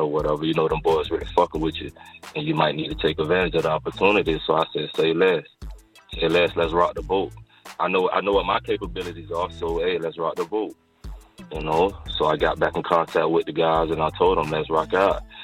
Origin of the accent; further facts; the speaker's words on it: St. Petersburg, Florida, United States; I'm from St. Pete